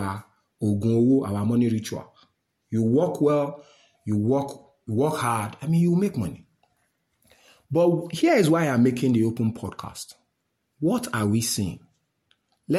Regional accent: Nigeria; I'm a Nigerian uniquely

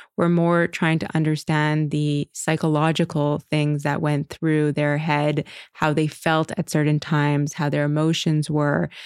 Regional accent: Montreal, Quebec, Canada; moved away as an adult; now in New York, United States; I am born and raised in Montreal. I moved to New York at about twenty-one years old, right after college.

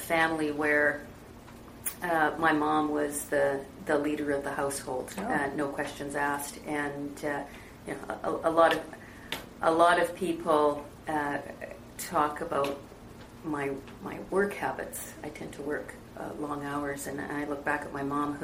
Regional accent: British Columbia, Canada; also born or lived in England; my family in Canada

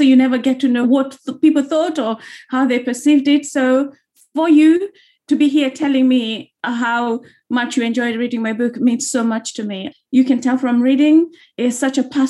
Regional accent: Kenya; moved away as an adult; now in London, United Kingdom; growing up in Kenya, a lot of people in Kenya, we don't know our history.

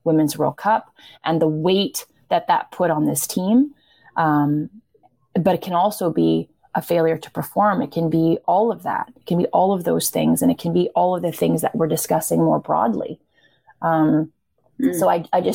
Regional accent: Canada

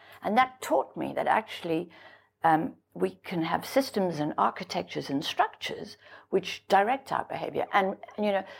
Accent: South Africa; I grew up in South Africa, and I grew up in the apartheid regime

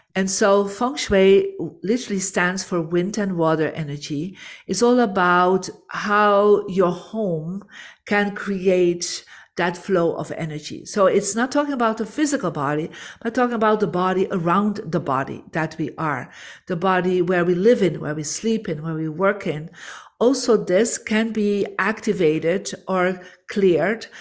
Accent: Belgium; I'm from Belgium, born in a Catholic family.

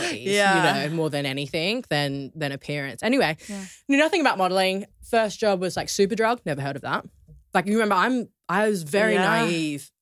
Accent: Australia; moved away as an adult; now in London, United Kingdom; growing up in Australia

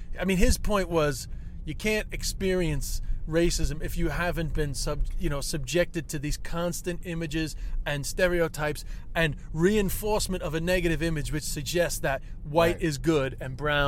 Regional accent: Ireland; the way I'm Irish

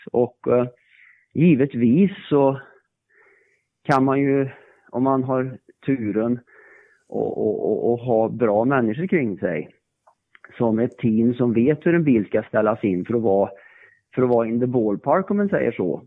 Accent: Värmland, Sweden; jag kommer ju från Värmland

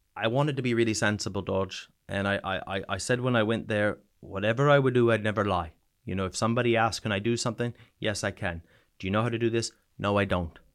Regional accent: New Brunswick, Canada; moved away as an adult; also born or lived in Sweden; now in United Kingdom; province is called New Brunswick

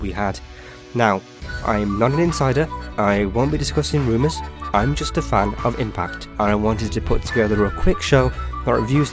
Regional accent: United Kingdom; I'm from the United Kingdom

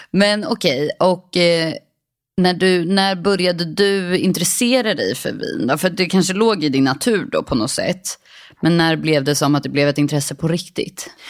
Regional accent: Stockholm, Stockholm County, Sweden; accent: Gothenburg dialect; also born or lived in Gothenburg; Men jag är uppväxt i Stockholm, i Älvsjö med min familj.

